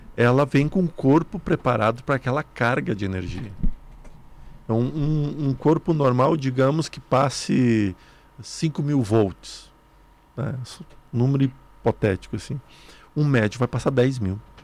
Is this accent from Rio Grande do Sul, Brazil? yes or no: yes; near Sananduva, Rio Grande do Sul, Brazil; lá perto de onde eu nasci.